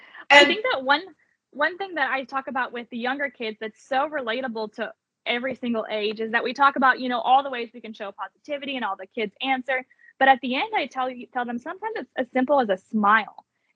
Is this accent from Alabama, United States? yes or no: yes; Alabama, United States; Alabama. So I went back the 4th year and I placed top 10. And I thought, well, if I really want to win my home state.